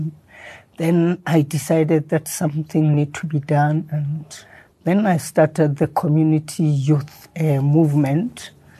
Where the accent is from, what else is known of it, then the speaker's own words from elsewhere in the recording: Soweto, Gauteng, South Africa; I grew up in Soweto.